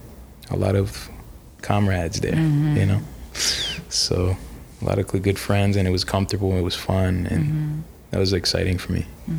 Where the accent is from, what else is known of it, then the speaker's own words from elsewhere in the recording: New York, United States; born there; when I was born in New York